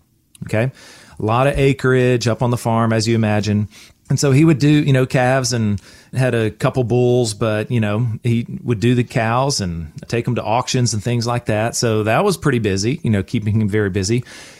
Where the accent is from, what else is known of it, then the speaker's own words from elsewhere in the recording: South Carolina, United States; So I grew up in Oconee County, upstate of South Carolina here.